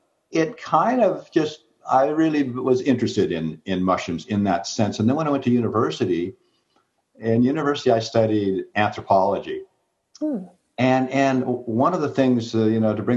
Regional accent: Seattle, Washington, United States; I grew up in Seattle

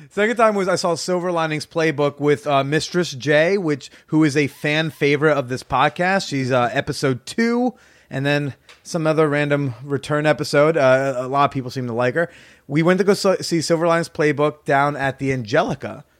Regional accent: New Jersey, United States; moved away; my hometown in Jersey

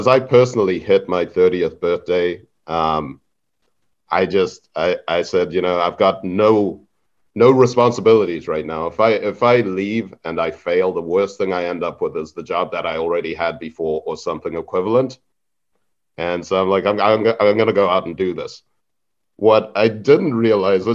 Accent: Zimbabwe; moved away; also born or lived in Harare; I was born and raised in Zimbabwe

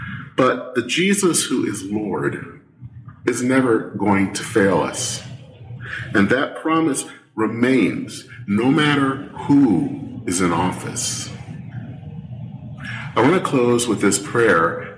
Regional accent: Michigan, United States; now in Minnesota, United States; I've lived here in Minnesota now for over 25 years. I still call Michigan my home state.

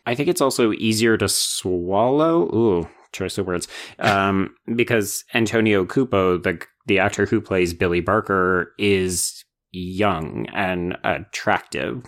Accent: Canada; a Canadian genre enthusiast

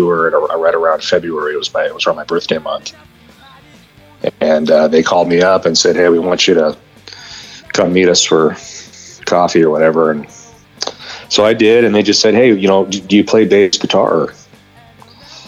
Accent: Orange County, California, United States; I'm from Orange County

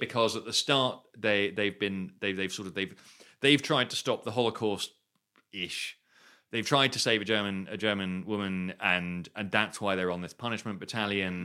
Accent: United Kingdom; I grew up near London in the eighties

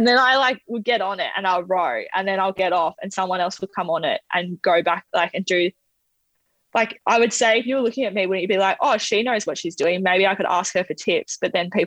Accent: Australia; being an Aussie

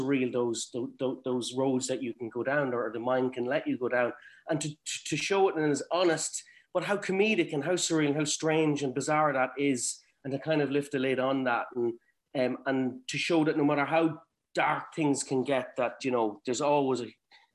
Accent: Cavan, Ulster, Ireland; growing up in Cavan

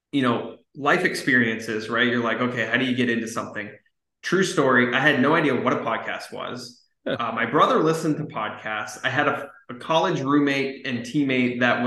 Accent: Scottsdale, Arizona, United States; also born or lived in Southern California; I grew up in Scottsdale, Arizona

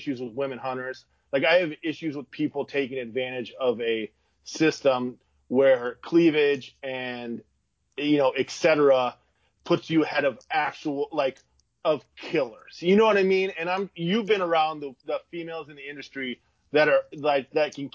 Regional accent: Iowa, United States; I'm from Iowa. We have cornfields and like seven hills

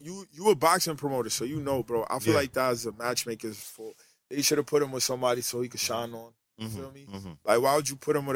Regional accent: New York, United States; I'm from New York, bro. And when I was younger, I was always the flyest kid at my school

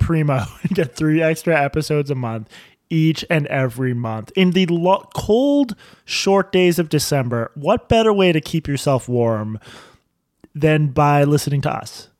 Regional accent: Boston, Massachusetts, United States; That's a regional thing. We're from Boston.

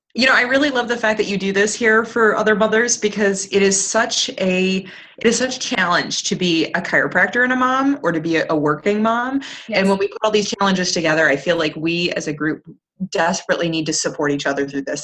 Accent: Plymouth, Michigan, United States; I'm in my hometown, which is fantastic. I'm in Plymouth, Michigan

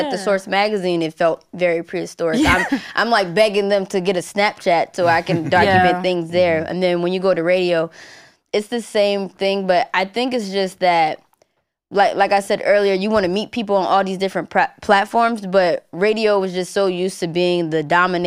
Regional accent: Maryland, United States; I'm black and I grew up in Maryland, but my family's from the South

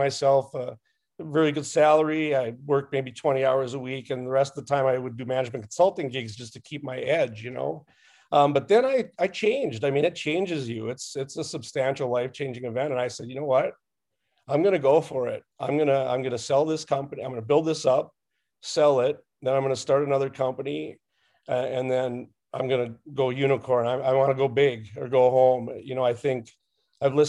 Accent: Minnesota, United States; I'm from Minnesota, and we have 10,000 lakes here

